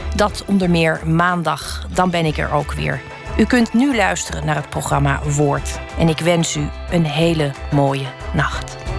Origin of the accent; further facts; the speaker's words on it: Rotterdam, South Holland, Netherlands; als Rotterdammer